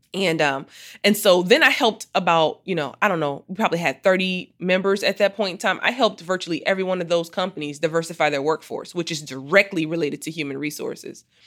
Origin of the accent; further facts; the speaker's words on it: Muskegon, Michigan, United States; I grew up in Muskegon, Michigan